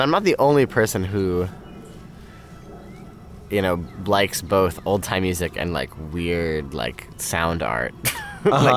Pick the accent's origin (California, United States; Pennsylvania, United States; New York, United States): New York, United States; I'm from New York.